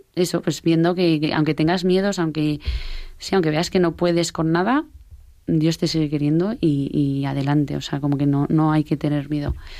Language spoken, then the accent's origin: Spanish; Pamplona, Navarre, Spain; somos de Pamplona eh, y eso, de Pamplona de toda la vida.